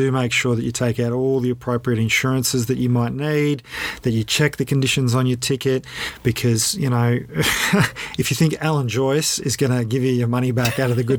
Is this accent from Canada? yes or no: no; Australia; as an Australian.